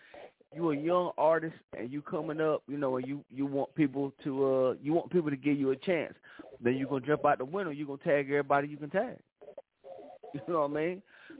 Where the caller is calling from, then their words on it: City Grove, North Carolina, United States; Man, I'm calling in from City Grove, North Carolina.